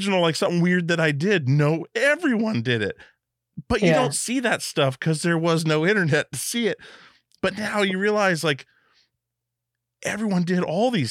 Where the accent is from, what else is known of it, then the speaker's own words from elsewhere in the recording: Alaska, United States; I grew up in Alaska where we were super bored on a little island.